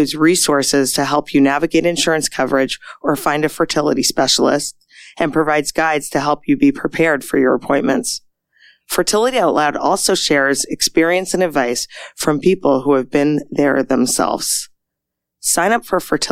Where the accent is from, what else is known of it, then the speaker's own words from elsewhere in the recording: Canada; now in United States; I'm originally from Canada